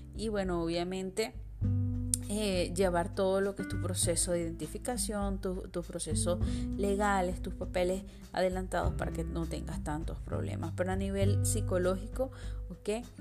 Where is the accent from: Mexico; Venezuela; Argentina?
Venezuela; yo soy venezolana